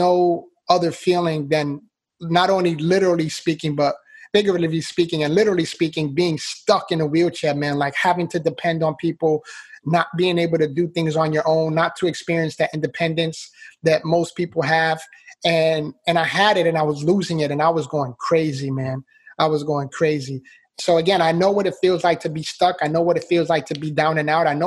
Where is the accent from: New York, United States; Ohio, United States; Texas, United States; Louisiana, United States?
New York, United States; New York City; I was born and raised in the Bronx, New York. So I'm a city boy